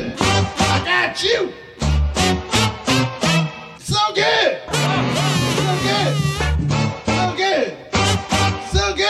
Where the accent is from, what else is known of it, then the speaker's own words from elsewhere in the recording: New York, United States; I'm from New York